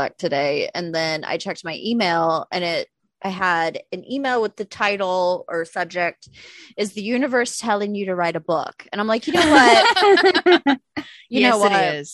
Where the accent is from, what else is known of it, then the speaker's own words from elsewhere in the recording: Kansas City, United States; now in Chicago, United States; I'm from Kansas City